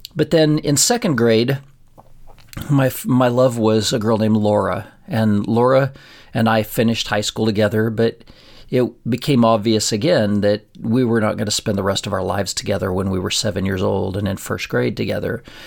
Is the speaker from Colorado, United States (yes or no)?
yes; a town forty miles from Pueblo, Colorado, United States; we drove forty miles from our hometown and we went to school at a place that we called U S C, um, University of Southern Colorado.